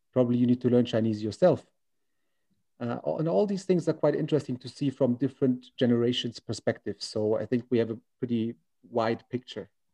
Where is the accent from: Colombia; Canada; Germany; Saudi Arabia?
Germany; now in China; I'm from Germany, 30 years old